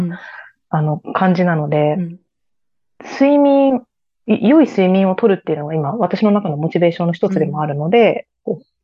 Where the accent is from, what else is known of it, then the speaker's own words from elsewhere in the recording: Aichi, Japan; moved away; 私は愛知県ですね。